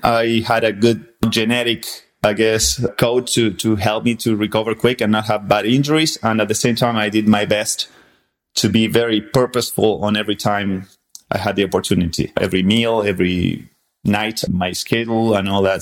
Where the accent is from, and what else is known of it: Argentina; born or raised there; English is a second language; moved away as an adult; also born or lived in San Antonio, Texas; now in Texas, United States